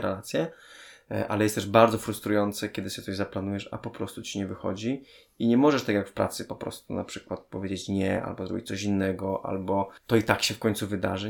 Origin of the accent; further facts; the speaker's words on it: Częstochowa, Silesian Voivodeship, Poland; moved away; Ja pochodzę z Częstochowy